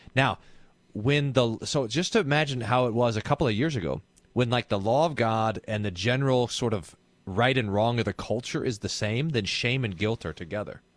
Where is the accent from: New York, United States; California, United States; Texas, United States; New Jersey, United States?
Texas, United States; I'm Texan